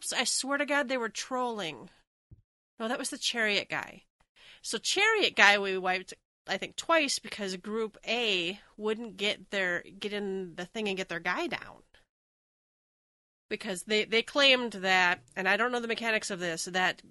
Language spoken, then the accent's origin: English; Minnesota, United States; I'm from Minnesota